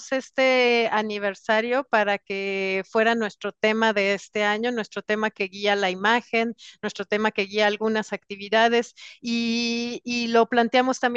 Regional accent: Mexico City, Mexico; Y soy de la Ciudad de México. Soy Chilanga.

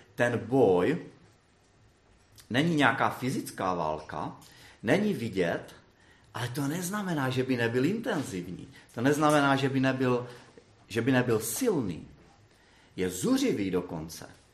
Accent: Brno, South Moravian Region, Czechia; já jsem z Brna

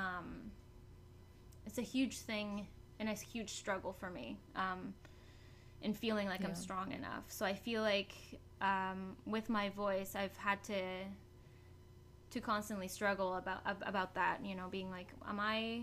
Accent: Mexico; moved away; I was born and raised in Mexico

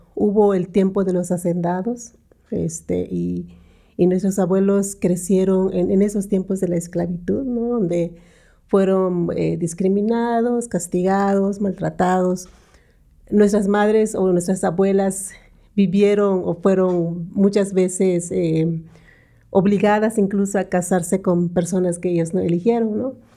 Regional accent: San Antonio Sihó, Yucatán, Mexico; also born or lived in Mérida; he vivido en una comunidad indígena maya, soy de Sijo, una comunidad maya que se llama San Antonio Sijo, está como una hora y media de Mérida, Yucatán

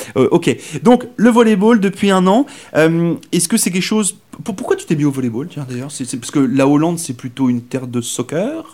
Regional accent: Brittany, France; moved away as an adult; now in Saint John, Canada; je viens de France, mais je viens d'une région en France, s'appelle la Bretagne, qui est complètement à l'ouest.

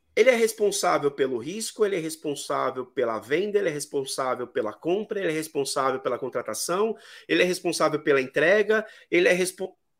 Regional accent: São Paulo, Brazil; Eu sou de São Paulo

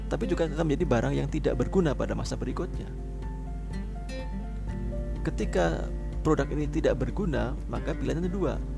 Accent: Malang, East Java, Indonesia; saya orang Malang tinggal di Malang

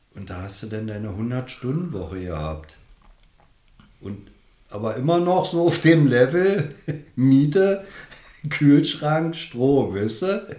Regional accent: Berlin, Germany; moved away as an adult; now in Strausberg, Germany; bin ja Berliner. Aufgewachsen, wie gesagt, in Berlin. Immer in Berlin.

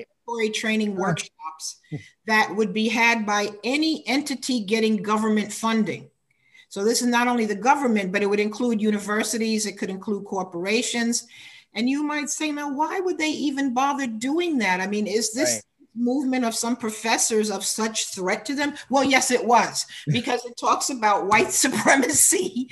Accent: United States; in America, uh, I'm African American

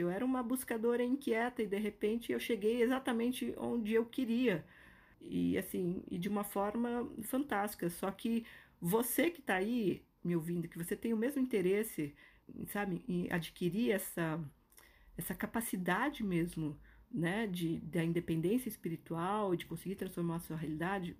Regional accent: Brazil; moved away as an adult; also born or lived in New York / Toronto / São Paulo; eu decidi é, sair do Brasil e morar no Canadá

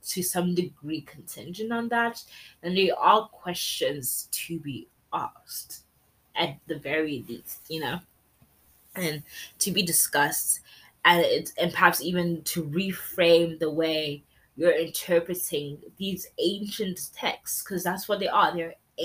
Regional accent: South Africa; first language English; as South Africa, as a Zulu woman

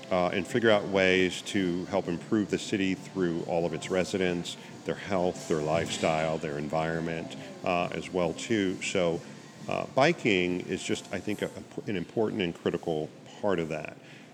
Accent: Annapolis, Maryland, United States; moved away as an adult; also born or lived in Baltimore / Europe; I spent most of my time growing up in Annapolis, Maryland, so just outside of D.C.

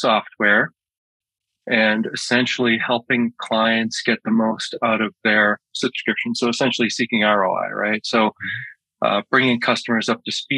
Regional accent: Malden, Massachusetts, United States; moved away as an adult; now in Windham, United States; I grew up in Massachusetts. I grew up in a town called Malden, Malden, Mass

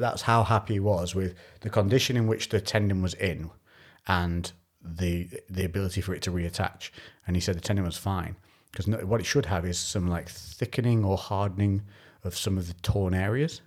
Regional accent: Shrewsbury, West Midlands, United Kingdom; when I said Shrewsbury, they were like, "Oh, you're local."

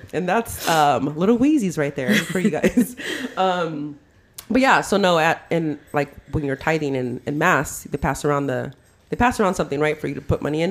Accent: Modesto, California, United States; now in Palmdale, United States; we grew up in South Modesto, and our area was called the OG

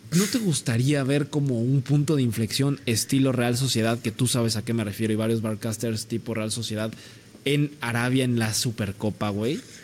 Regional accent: Mexico; lo digo como mexicano

